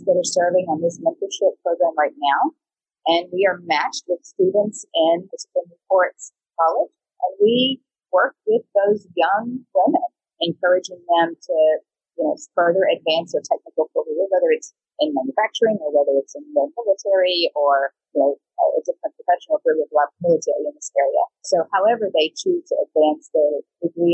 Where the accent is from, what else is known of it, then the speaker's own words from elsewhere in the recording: United States; I grew up in the United States